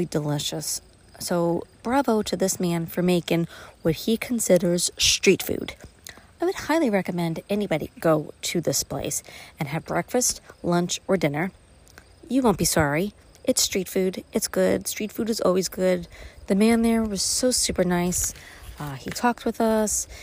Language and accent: English; New York City, New York, United States; now in Upstate New York, United States; I grew up in Brooklyn. I came to upstate.